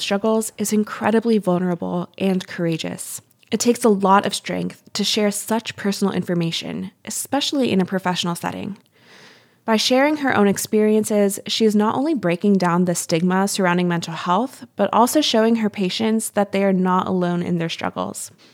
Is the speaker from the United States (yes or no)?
yes; West Virginia, United States; Being from the Mountain State, I love how rural, rugged, and gorgeous